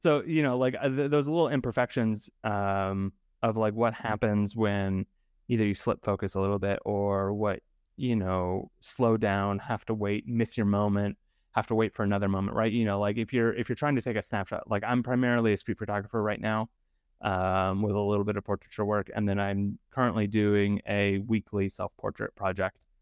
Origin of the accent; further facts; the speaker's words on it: Idaho, United States; I grew up in Idaho, um, and I was surrounded by potato fields